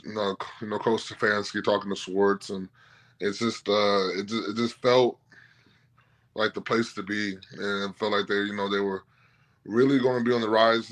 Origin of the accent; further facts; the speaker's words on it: Milwaukee, Wisconsin, United States; now in Cleveland, United States; I'm from Milwaukee, so you know I'm familiar with Midwestern cities